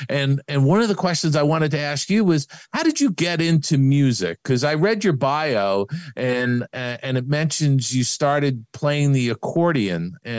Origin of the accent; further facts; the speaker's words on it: New York, United States; I grew up in New York